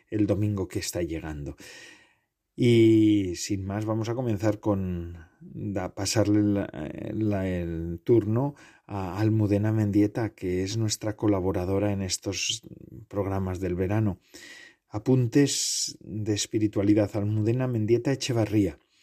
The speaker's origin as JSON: {"language": "Spanish", "area": "near Lekeitio", "region": "Basque Country", "country": "Spain", "said": "en mi pueblo, bueno, cerca de mi pueblo, yo no soy exactamente de Lequeitio, pero eh, eh, soy muy cercano al Lequeitio"}